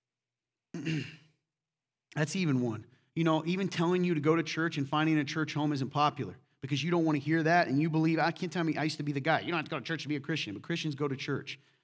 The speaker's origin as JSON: {"language": "English", "region": "the South", "country": "United States", "moved": "yes", "lives_now": "Midwest, United States", "said": "Here in the Midwest, I'm from the South, too"}